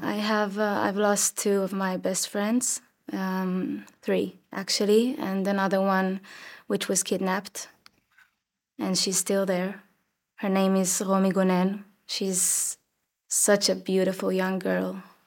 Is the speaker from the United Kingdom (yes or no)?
no; Rosh HaAyin, Central District, Israel; I was born and raised in Roshain, in the center of Israel